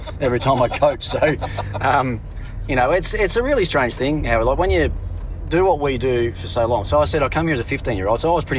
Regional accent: Tasmania, Australia; Like growing up in Tassie and, you know, playing all your junior cricket on AstroTurf where you didn't have to worry about the ball spinning too much.

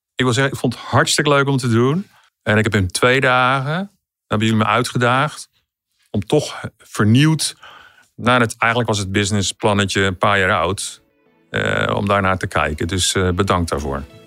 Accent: Amersfoort, Utrecht, Netherlands; ik kom uit Amersfoort

